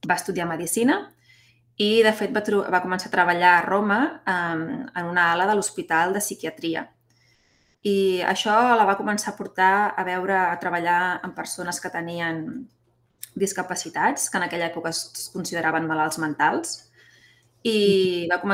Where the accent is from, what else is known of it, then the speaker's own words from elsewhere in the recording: Barcelona, Catalonia, Spain; Doncs sí, mira … mm, sóc de Barcelona.